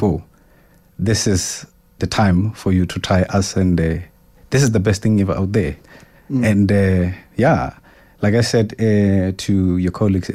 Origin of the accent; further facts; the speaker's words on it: Lesotho; moved away as an adult; also born or lived in Soweto, South Africa; I grew up in Lesotho. I was born in Soweto, Mzimhlophe, and then at the age of 3, I moved to Lesotho, where I spent almost 20 years of my life.